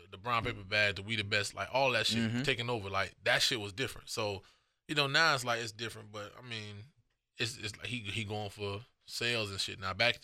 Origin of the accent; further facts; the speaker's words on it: North Miami, Florida, United States; I'm from North Miami.